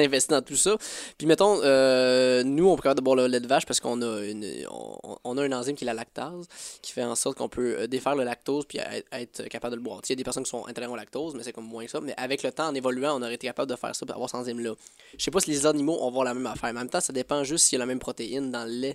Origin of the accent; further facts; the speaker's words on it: Sainte-Mélanie, Quebec, Canada; also born or lived in Joliette; je viens de cette mélanie mon village natal, puis euh, j'ai passé un gros partie de ma vie à Joliette parce que école